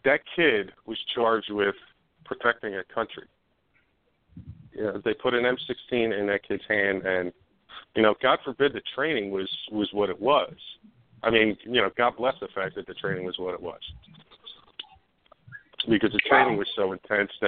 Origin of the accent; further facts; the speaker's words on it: Upper Darby, Pennsylvania, United States; I grew up on Dermont Avenue, right off of Lansdowne Avenue